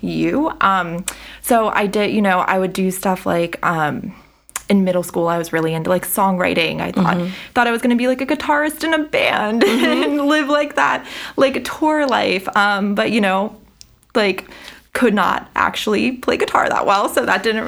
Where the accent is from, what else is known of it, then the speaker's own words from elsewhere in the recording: Frederick, Maryland, United States; I am born and raised in Frederick, live in Frederick, very much Frederick